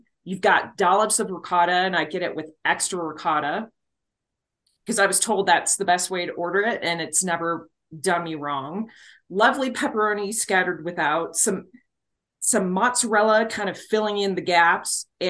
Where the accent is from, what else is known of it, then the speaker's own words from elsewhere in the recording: Wisconsin, United States; moved away; I am originally from Wisconsin